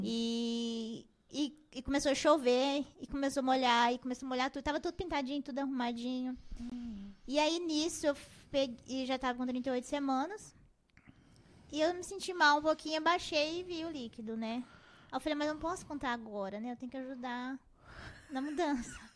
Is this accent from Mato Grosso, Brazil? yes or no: yes; Rondonópolis, Mato Grosso, Brazil; Eu nasci aqui mesmo, em Rondonópolis